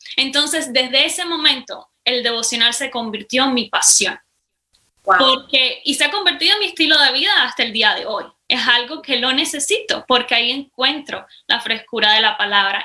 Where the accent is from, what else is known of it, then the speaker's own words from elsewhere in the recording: Cuba; accent: Cuban; moved away as an adult; now in United States; soy cubana, para empezar, aunque ya mi acento me delata, ¿verdad? Eh, hace cinco años vine para los Estados Unidos